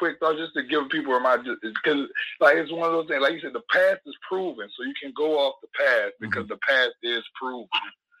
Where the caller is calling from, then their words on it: New Orleans, Louisiana, United States; I'm calling from New Orleans.